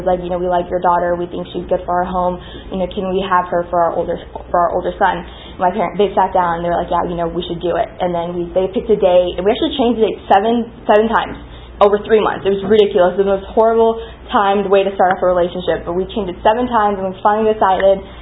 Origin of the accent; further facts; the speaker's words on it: Pakistan; moved away; I was born in Pakistan. My my dad was born in India, raised in China. His entire background's Indian though. My mom was born in Pakistan, raised in Pakistan, but her entire background is Persian and Chinese.